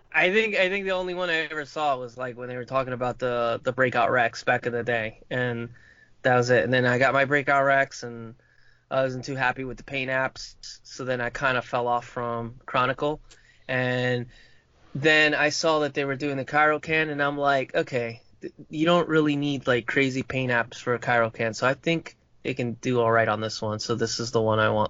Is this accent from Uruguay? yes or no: yes; Uruguay; accent: Uruguayan Spanish; moved away; my accent for like I like from where I'm from in Uruguay, we have a, a certain distinct uh, dialect and accent when we speak Spanish